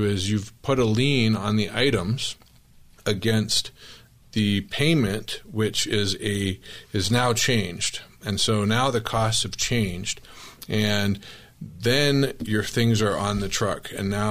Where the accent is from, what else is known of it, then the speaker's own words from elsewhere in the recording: Tempe, Arizona, United States; I grew up in Tempe.